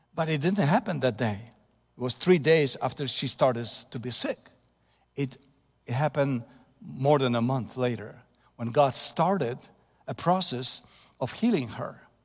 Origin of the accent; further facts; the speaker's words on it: Ostróda, Warmian-Masurian Voivodeship, Poland; English is a second language; moved away; Ostruda, my hometown, where I was born later in nineteen fifty-eight